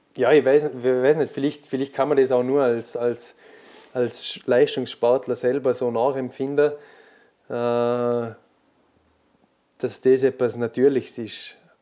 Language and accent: German; Austria; als Österreicher